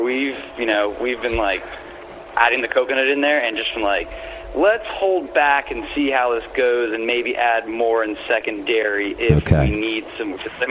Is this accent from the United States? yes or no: yes; Florida, United States; I am from Florida, after all.